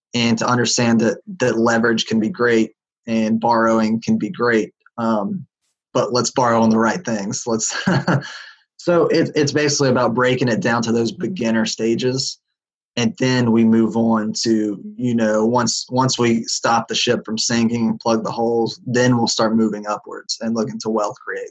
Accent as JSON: {"language": "English", "region": "West Virginia", "country": "United States", "said": "I'm from West Virginia, which is a pretty poor state out uh, here on the East Coast"}